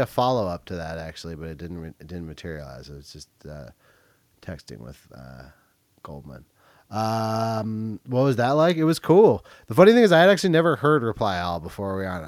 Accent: Berkeley, California, United States; I grew up in Berkeley.

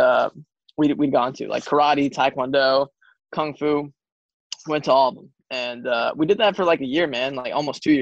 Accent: New Jersey, United States; now in Kansas, United States; I grew up here in Jersey

